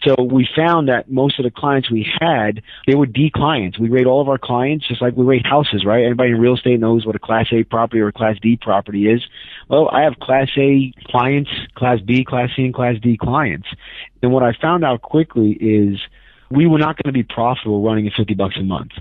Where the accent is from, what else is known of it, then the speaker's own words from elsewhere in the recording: New York City, New York, United States; moved away; I'm from New York City